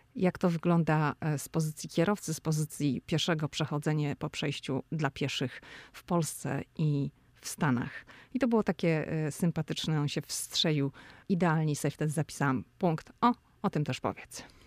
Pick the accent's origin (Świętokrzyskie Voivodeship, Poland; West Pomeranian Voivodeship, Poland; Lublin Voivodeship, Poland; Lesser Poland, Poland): West Pomeranian Voivodeship, Poland; Szczecin; moved away as an adult; now in Washington, United States; Ja jestem ze Szczecina